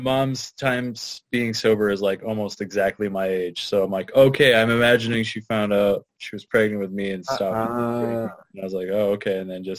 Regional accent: Gillette, Wyoming, United States; now in Colorado, United States; I was born and raised in Gillette, Wyoming.

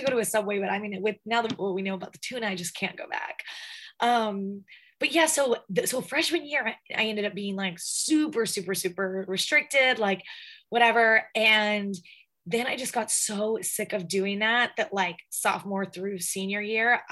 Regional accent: the South, United States; I'm from the South.

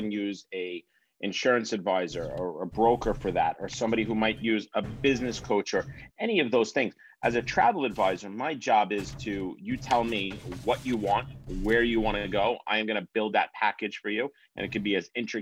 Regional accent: Long Island, New Yorker, United States; As a New Yorker, we're here on Long Island.

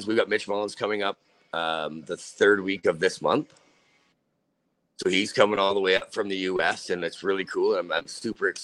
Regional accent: Canada; we are Canadian

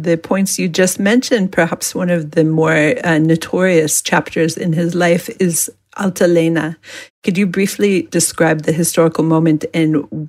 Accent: Israel; I'm the Israeli journalist, not a historian.

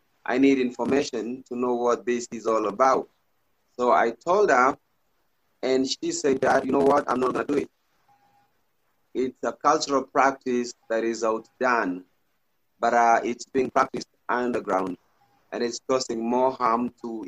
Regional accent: Kisii, Kisii County, Kenya; I'm from Kenya in a place called Kisii, Kenya in East Africa

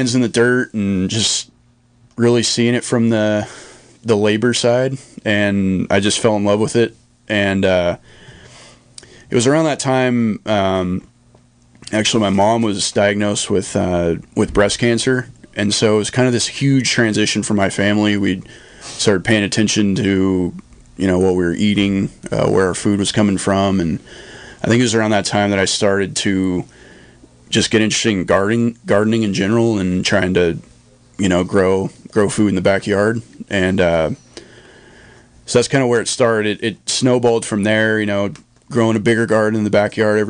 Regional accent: Ukiah, California, United States; also born or lived in Lake County, California; I grew up in Ukiah, you know, in town.

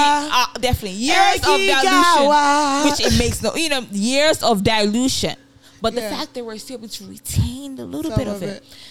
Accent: Ibadan, Oyo, Nigeria; moved away; which I grew up in Ibadan.

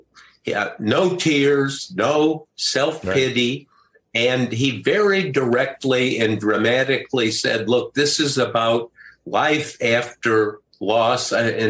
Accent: Wheaton, Illinois, United States; moved away; he was out campaigning in Illinois, called from my hometown

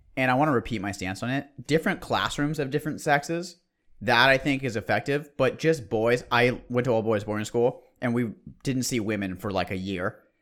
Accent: Bay Area, California, United States; We're from the Bay Area

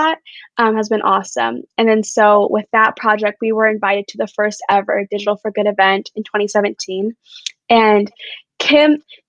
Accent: Brentwood, California, United States; now in Arizona, United States; Brentwood, which is where I grew up in the Bay Area in California

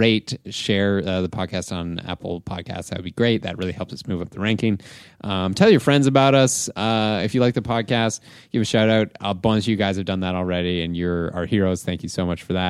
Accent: Southwestern Ontario, Canada; also born or lived in Toronto; I've lived in Southwestern Ontario my entire life

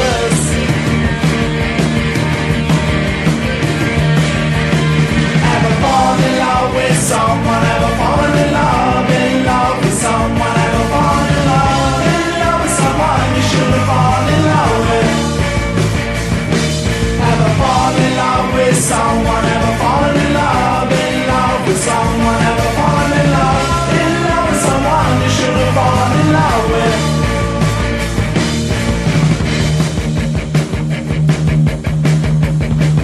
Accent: Yorkshire and the Humber, United Kingdom; accent: Yorkshire; my Yorkshire accent

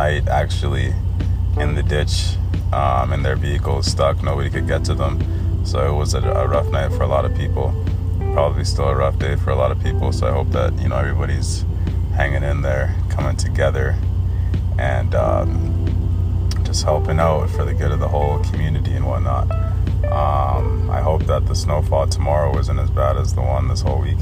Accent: Cairo Governorate, Egypt; I come from Africa, obviously, right? I'm a black person. And I was born in Egypt, Cairo

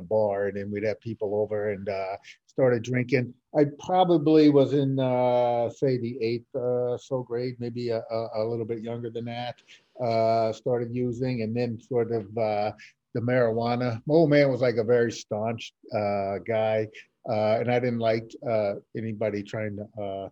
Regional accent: New Orleans, Louisiana, United States; I grew up in Algiers, which is a section of New Orleans.

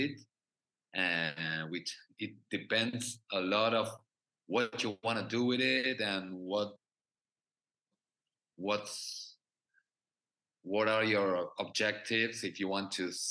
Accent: Argentina; English is a second language; I'm from Argentina

